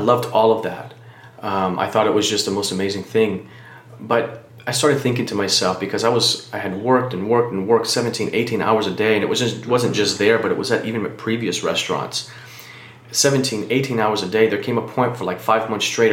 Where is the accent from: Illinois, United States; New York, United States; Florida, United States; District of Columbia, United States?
Florida, United States; Miami; now in Taylor Mill, United States; I'm originally from Miami, Florida, uh, born and raised there.